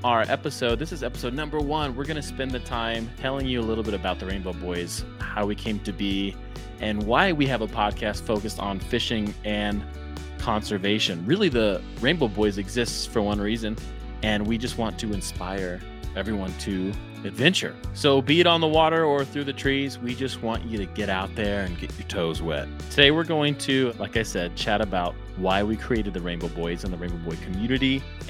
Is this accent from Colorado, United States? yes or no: yes; Colorado, United States; I grew up here in Colorado. And I used to go fishing with my dad and my grandpa.